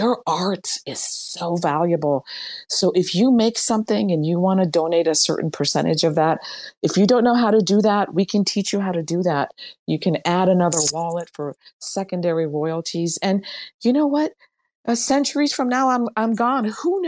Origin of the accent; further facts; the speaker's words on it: Iran; moved away; When I came from Iran in 1977, one US dollar equaled 7 Iranian rials, 1 to 7.